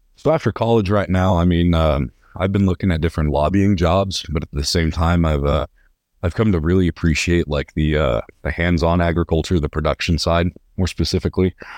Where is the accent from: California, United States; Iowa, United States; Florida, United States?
California, United States; Visalia; moved away as an adult; now in Lubbock, United States; I'm from Visalia, California, originally